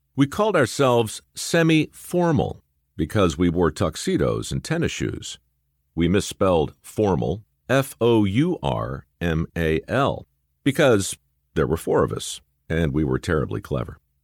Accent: Baltimore, Maryland, United States; a couple of aspiring actors growing up in Baltimore

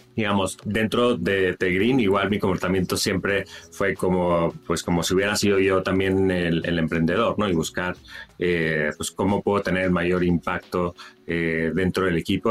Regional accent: Monterrey, Nuevo León, Mexico; moved away as an adult; also born or lived in San Francisco / New York; Yo crecí en Monterrey

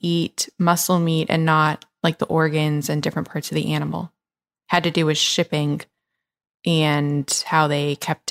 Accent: Atlanta, Georgia, United States; also born or lived in Memphis / Los Angeles; It was weird for me because I grew up in Atlanta and then Memphis and then LA.

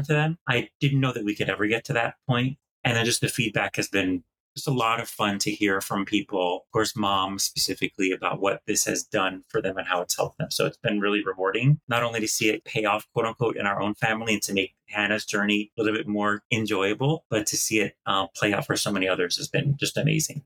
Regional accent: Green Bay, Wisconsin, United States; also born or lived in East Coast; now in Los Angeles, United States; I grew up in the Midwest in Green Bay, Wisconsin until I became lactose intolerant

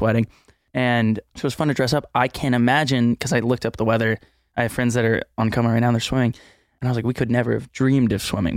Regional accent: Houston, Texas, United States; moved away; also born or lived in Austin, Texas; growing up in Texas

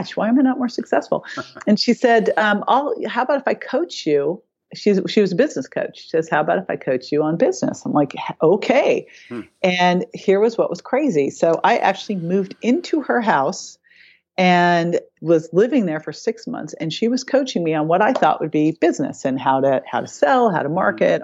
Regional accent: Berkeley, California, United States; I grew up in Berkeley

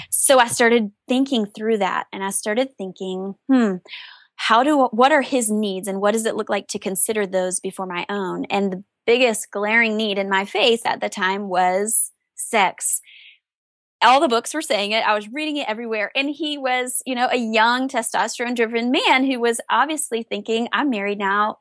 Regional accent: the South, United States; I was raised in the South

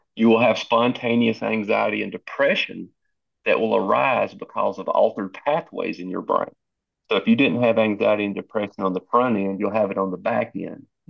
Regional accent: Southwest Tennessee, United States; I grew, born and raised in Southwest Tennessee. I'm assuming you can hear that in my voice

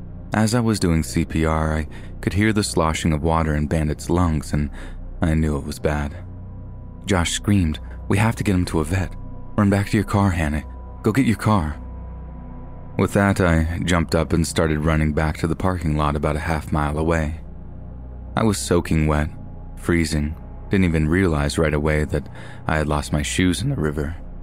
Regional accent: Fort Collins, Colorado, United States; I was born and raised in Fort Collins, Colorado, home of the Colorado State University Rams.

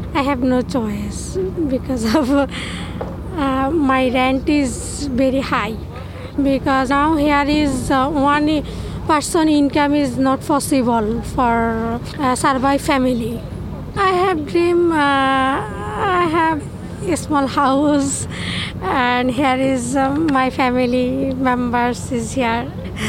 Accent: Bangladesh; English is a second language; moved away as an adult; now in New York, United States; I am 1 year ago in New York. I am from Bangladesh.

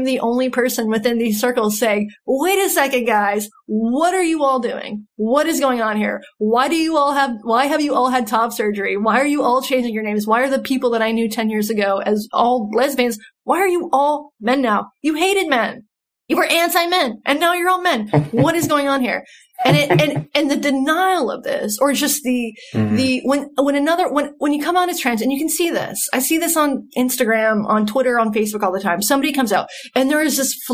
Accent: North Carolina, United States; also born or lived in Seattle; I'm from North Carolina. This has happened in small towns in North Carolina that I've lived

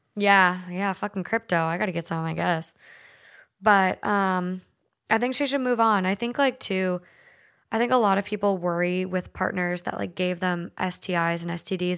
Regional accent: Minnesota, United States; accent: Minnesota; My Minnesota accent

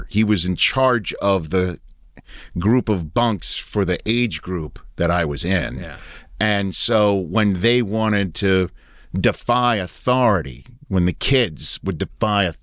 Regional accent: Maryland, United States; That's you that's know, what like, we did growing up in Maryland.

